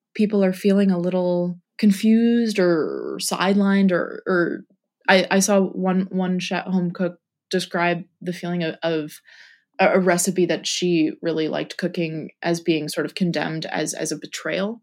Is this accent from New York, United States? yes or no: yes; New York, United States; I grew up in New York. We both live in New York